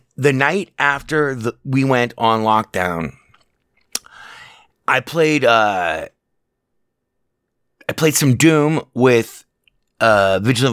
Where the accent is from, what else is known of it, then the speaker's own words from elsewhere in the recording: Las Vegas, Nevada, United States; I've been born and raised in Las Vegas.